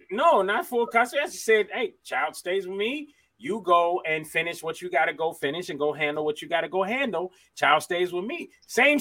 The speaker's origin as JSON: {"language": "English", "town": "Miami", "region": "Florida", "country": "United States", "said": "I'm from Miami"}